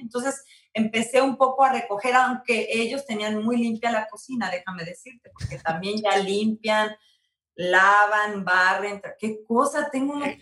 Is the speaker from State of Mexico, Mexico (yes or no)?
no; San Luis Potosí, Mexico; mi hermoso San Luis Potosí